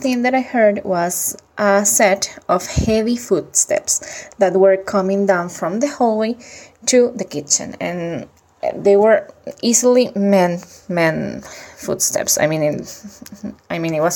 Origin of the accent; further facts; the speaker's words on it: Venezuela; English is a second language; now in Europe; I'm from Venezuela, but currently living in Europe.